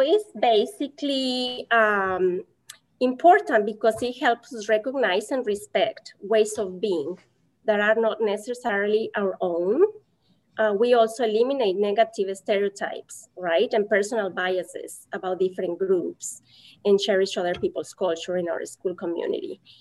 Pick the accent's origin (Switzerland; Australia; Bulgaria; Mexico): Mexico; English is a second language; now in United States; I'm from Mexico